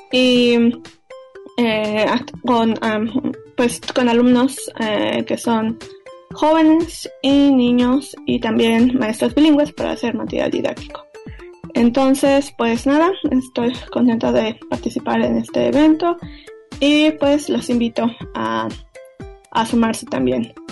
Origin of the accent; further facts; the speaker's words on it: Mexico City, Mexico; moved away as an adult; now in Berkeley, United States; soy eh, originaria de la Ciudad de México y he trabajado con mi lengua familiar